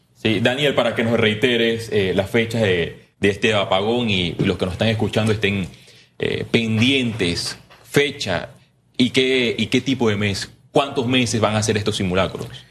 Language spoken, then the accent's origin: Spanish; Puerto Armuelles, Chiriquí, Panama; yo soy de Chiriquí, especialmente Puerto Armuelles